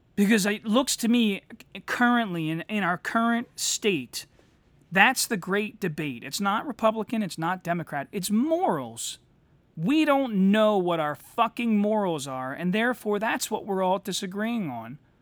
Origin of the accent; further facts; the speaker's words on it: United States; now in Delaware County, Pennsylvania, United States; as an American